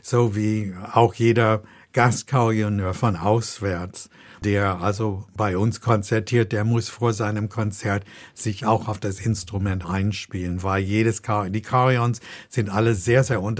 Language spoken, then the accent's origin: German; United States; Und ich komme aus den USA und dort haben wir das so gemacht, gemacht, dass wir